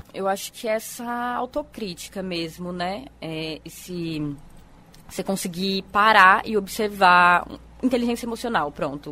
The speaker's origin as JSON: {"language": "Portuguese", "region": "São Paulo", "country": "Brazil", "moved": "yes", "lives_now": "Paraíba, Brazil", "said": "Eu sou de São Paulo, capital"}